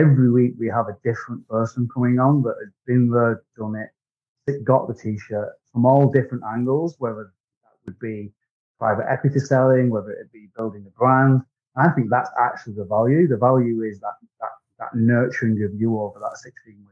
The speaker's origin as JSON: {"language": "English", "town": "Wigan", "region": "North West England", "country": "United Kingdom", "accent": "Wigan", "said": "I'm from Great Britain. I'm in a town called Wigan, which is my accent."}